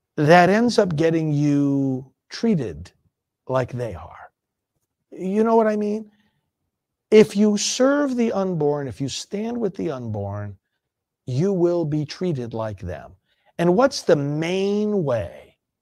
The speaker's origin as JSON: {"language": "English", "region": "New York", "country": "United States", "moved": "yes", "said": "I'm from New York originally"}